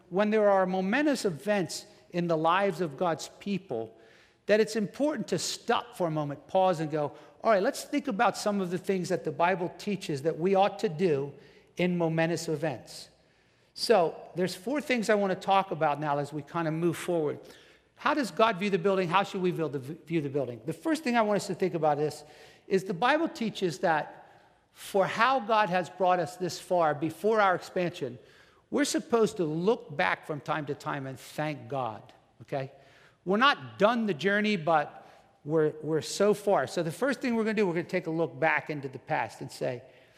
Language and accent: English; New Jersey, United States; moved away; I'm from New Jersey